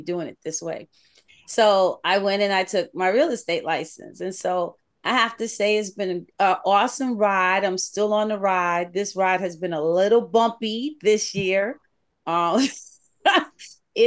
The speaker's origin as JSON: {"language": "English", "region": "New York", "country": "United States", "tie": "born or raised there", "moved": "as an adult", "lives_now": "the South, United States", "said": "I grew up in New York, you know, born and raised"}